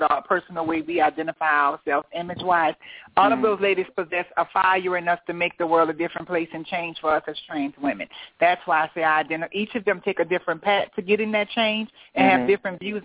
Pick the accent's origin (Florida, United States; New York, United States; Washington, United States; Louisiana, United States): Louisiana, United States; New Orleans; I'm from New Orleans